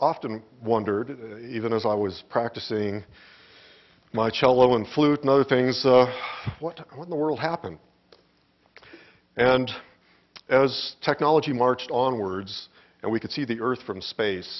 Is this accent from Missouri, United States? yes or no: no; Phoenix, Arizona, United States; moved away; I grew up in Phoenix and spent much of my youth learning how to drive and tool around the deserts around here